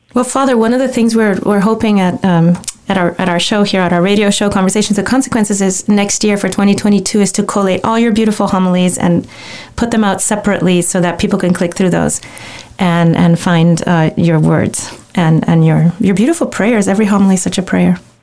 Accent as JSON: {"language": "English", "town": "Miami", "region": "Florida", "country": "United States", "said": "we're from Miami."}